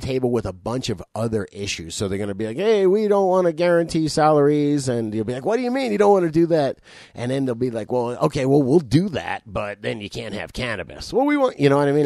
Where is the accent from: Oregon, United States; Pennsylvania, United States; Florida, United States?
Florida, United States; South; I'm fucking from South Florida.